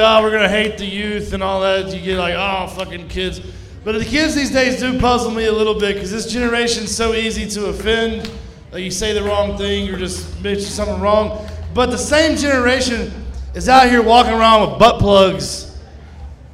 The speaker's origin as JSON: {"language": "English", "area": "Kaufman County", "region": "East Texas", "country": "United States", "tie": "born or raised there", "moved": "yes", "said": "I'm from East Texas, from Kaufman County"}